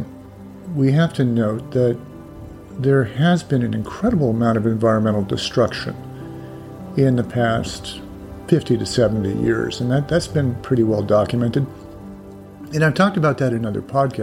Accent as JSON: {"language": "English", "country": "United States", "tie": "born or raised there", "said": "growing up in the United States over, quite a few decades now"}